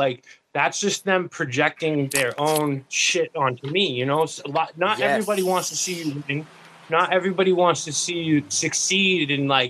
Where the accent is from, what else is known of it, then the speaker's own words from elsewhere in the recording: East Coast, United States; I'm from the East Coast.